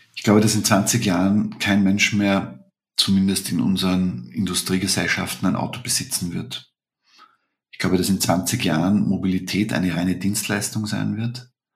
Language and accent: German; Vienna, Austria; bei uns in Wien